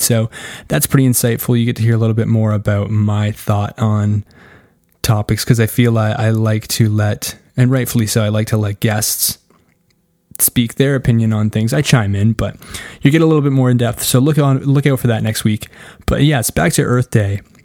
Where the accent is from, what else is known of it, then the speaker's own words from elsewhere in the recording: Canada; I'm Canadian.